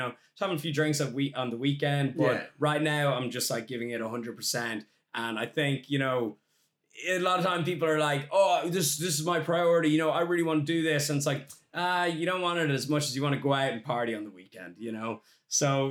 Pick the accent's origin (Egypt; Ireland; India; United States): Ireland; as an Irishman, there's a huge drinking culture in Ireland